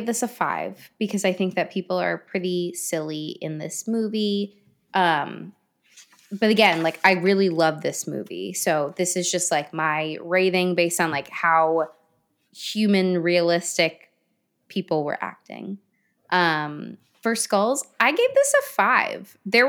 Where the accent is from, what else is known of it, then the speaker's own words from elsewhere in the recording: London, United Kingdom; I'm from Rotten Tomato, London, England.